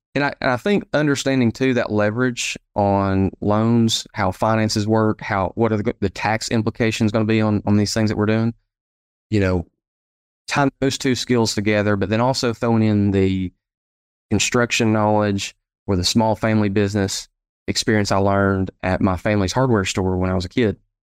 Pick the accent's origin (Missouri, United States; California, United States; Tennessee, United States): Tennessee, United States; Sevierville; also born or lived in Knoxville, Tennessee; So home for me is uh, Sevierville, Tennessee. So we're right here at the base of the Great Smoky Mountain National Park. And so I was born, raised here uh, in the area